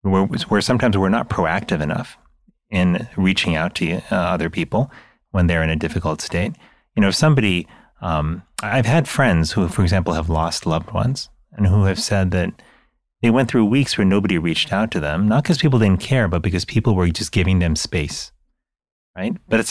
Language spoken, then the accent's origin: English; United States; the culture that I grew up in the United States, which I think is similar to to many, you know, cultures in the modern world